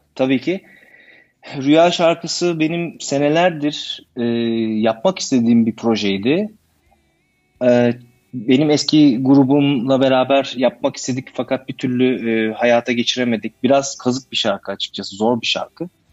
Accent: İzmir, Turkey; moved away as an adult; now in Berlin, Germany; ben 1980 yılında İzmir'de doğdum. Aslen İzmirliyim.

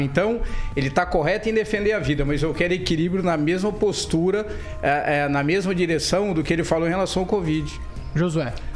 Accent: Maringá, Paraná, Brazil; Eu sou de Maringá

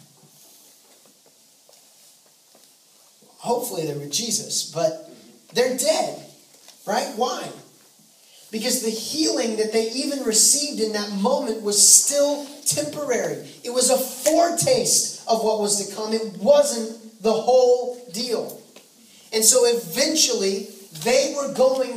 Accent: the Northwest, Pacific Northwest, United States; also born or lived in California / Zimbabwe; now in Texas, United States; Now, I've lived in Texas for a while, but I grew up in the Northwest

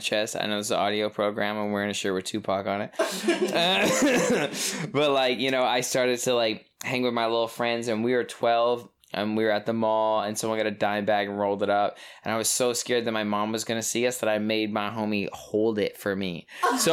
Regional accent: Toronto, Ontario, Canada; I'm from Toronto

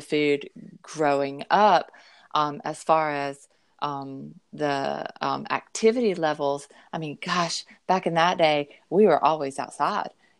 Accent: the South, United States; growing up in the South, I was mostly raised by my grandmother

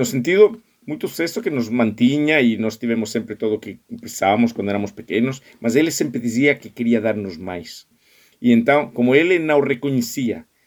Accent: Spain; Portuguese is a second language; moved away; also born or lived in United States / Germany; Pá, porque eu sou espanhol. É, a ver, eu, eu me criei em escolas espanholas e norte-americanas, em Espanha e em, e em Estados Unidos.

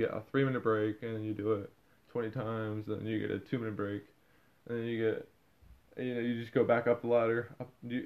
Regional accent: Michigan, United States; I'm from Michigan

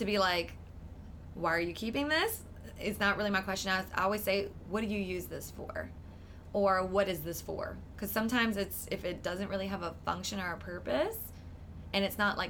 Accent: New Iberia, Louisiana, United States; I'm from the South. I'm from Louisiana. I grew up in New Iberia.

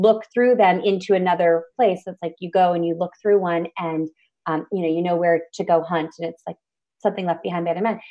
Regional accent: Alaska, United States; I grew up in Alaska

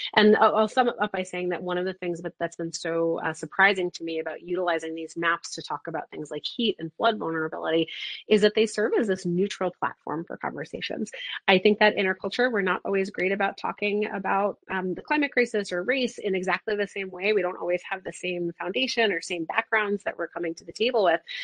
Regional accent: New York City, New York, United States; I grew up in New York City.

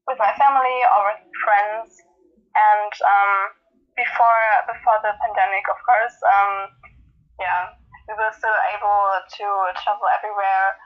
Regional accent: Germany; also born or lived in near Cologne, Germany; I am 16 years old and I am from Germany.

